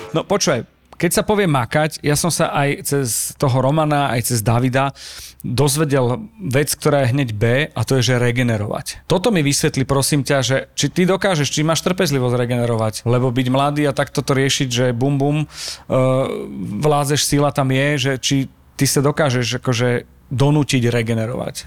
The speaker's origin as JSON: {"language": "Slovak", "country": "Slovakia", "said": "sme zo Slovenska"}